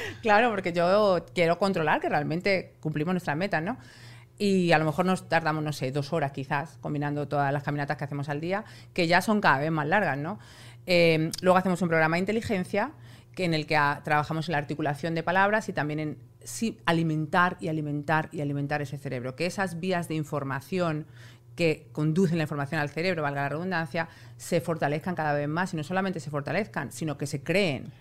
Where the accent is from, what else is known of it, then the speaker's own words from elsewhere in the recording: Spain; yo soy española y en España eso no existe